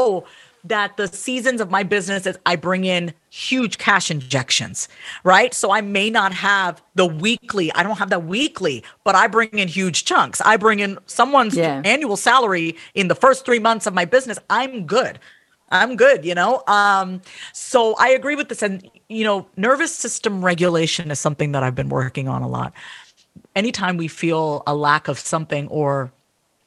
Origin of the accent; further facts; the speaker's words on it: United States; also born or lived in New York / Kansas City; I was born and raised in the U.S., so I'm first gen